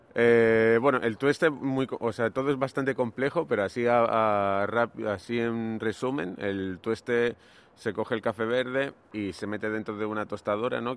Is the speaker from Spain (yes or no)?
yes; Granada, Andalusia, Spain; moved away as an adult; also born or lived in Barcelona; Yo soy de Granada, que es una ciudad que está al sur de España